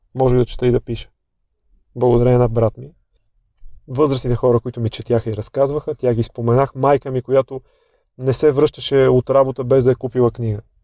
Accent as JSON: {"language": "Bulgarian", "town": "Sofia", "region": "Sofia City", "country": "Bulgaria", "tie": "born or raised there", "said": "роден и отраснал в Драгалевци, в лоното на планината"}